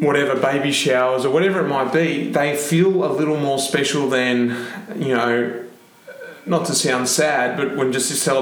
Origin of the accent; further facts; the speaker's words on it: Melbourne, Victoria, Australia; living in Melbourne, living in my hometown